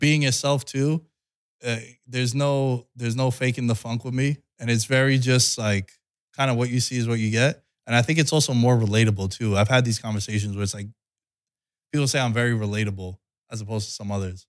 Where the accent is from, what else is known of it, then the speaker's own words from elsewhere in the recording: New York, United States; moved away as an adult; now in Las Vegas, United States; grow up in New York